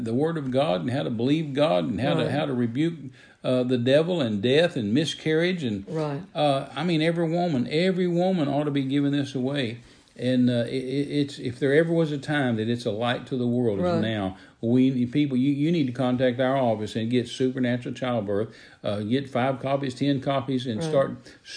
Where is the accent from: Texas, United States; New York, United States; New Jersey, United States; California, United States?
Texas, United States; I was raised in the South and raised in Texas